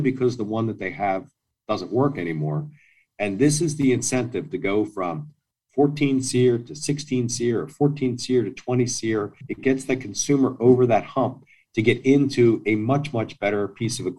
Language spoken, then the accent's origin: English; outside of Philadelphia, Pennsylvania, United States; I grew up outside of Philadelphia